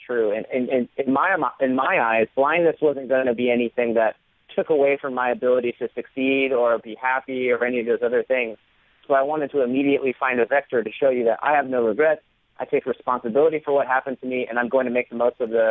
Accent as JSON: {"language": "English", "region": "Florida", "country": "United States", "tie": "born or raised there", "moved": "as an adult", "said": "I grew up in Florida surrounded by water, and we were a beach family"}